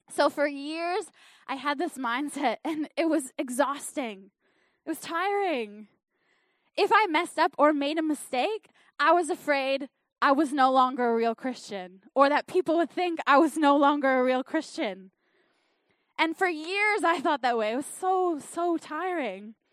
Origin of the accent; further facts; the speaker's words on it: Canada; accent: Canadian; now in New Zealand; I think I still sound pretty Canadian. But my accent has changed because I am, I am living in New Zealand.